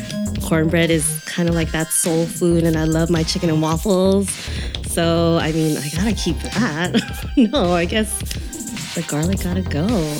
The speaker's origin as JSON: {"language": "English", "town": "San Francisco", "region": "California", "country": "United States", "tie": "born or raised there", "said": "Born and raised in San Francisco, so it's our city."}